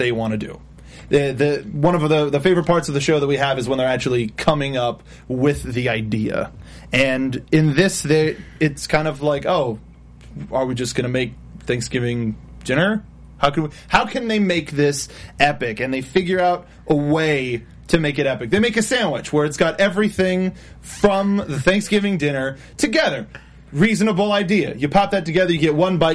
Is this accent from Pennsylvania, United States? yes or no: no; Los Angeles, California, United States; I'm actually local